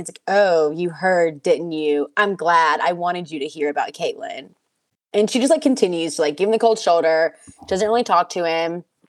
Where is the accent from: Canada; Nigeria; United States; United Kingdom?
United States; the South; I'm from the South